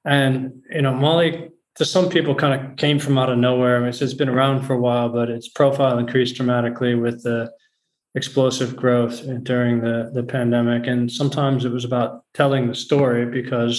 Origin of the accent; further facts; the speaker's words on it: just outside Chicago, Illinois, United States; moved away as an adult; also born or lived in Geneva / London; now in Amsterdam, Netherlands; I was born in the US, actually, in just outside Chicago.